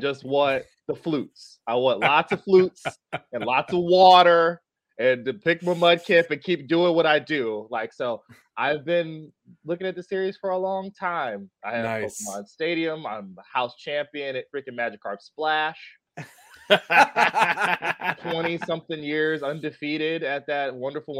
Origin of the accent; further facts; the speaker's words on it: California, United States; I'm from California